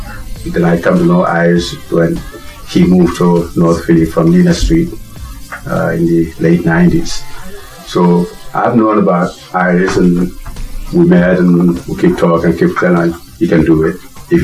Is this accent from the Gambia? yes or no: yes; Gambia; now in United States; I'm from Gambia, West Africa.